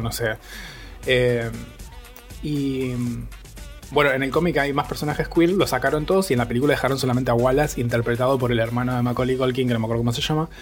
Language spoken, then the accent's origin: Spanish; Bariloche, Río Negro, Argentina; soy de Bariloche